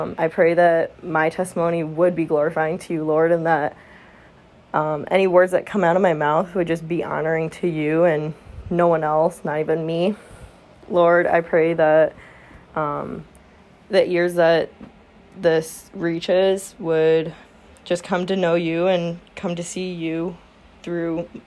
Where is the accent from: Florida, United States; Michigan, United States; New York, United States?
Michigan, United States; Flint; I am from Flint, Michigan area, actually, to be precise. So Southeast Michigan